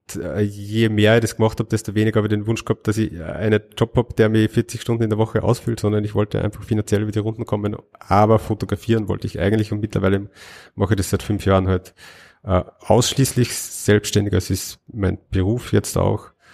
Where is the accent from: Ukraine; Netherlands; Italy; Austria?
Austria; Linz, Upper Austria; Als Österreicher